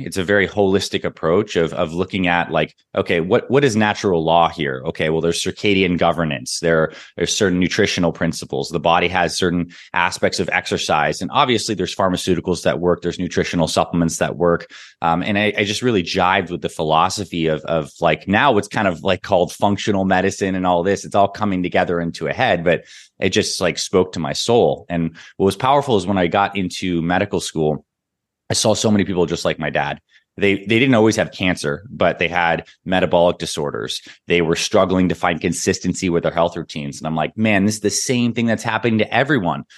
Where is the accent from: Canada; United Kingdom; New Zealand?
Canada; Toronto, Ontario; also born or lived in Syracuse, New York; I was born in Syracuse, New York, and I grew up in Toronto, Canada, like a mix of those two places